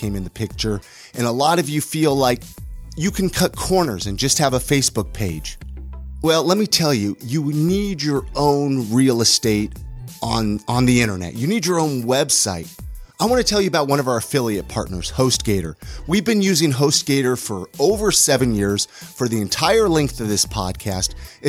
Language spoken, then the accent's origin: English; California, United States; I remember growing up in California, though, and playing on the street.